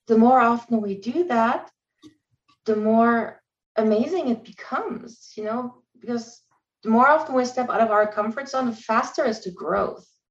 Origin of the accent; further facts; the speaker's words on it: Germany; English is a second language; moved away; I'm originally from Germany. English is my second language.